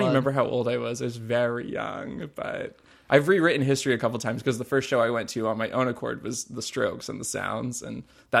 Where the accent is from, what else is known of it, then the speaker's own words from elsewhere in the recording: Southport, North Carolina, United States; I literally can just point to my hometown on any map ever.